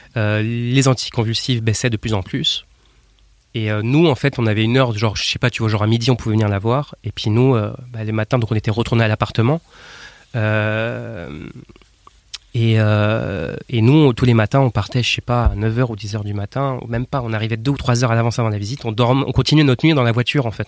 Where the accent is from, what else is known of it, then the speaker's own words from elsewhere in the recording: Nantes, Pays de la Loire, France; je viens de France, né à Nantes